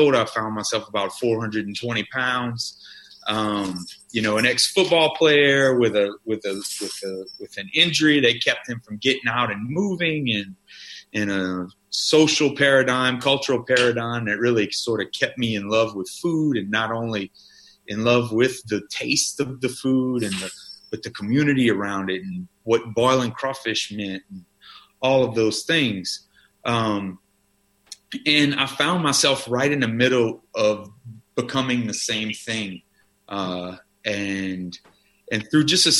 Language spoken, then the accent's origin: English; South Louisiana, United States; I grew up in South Louisiana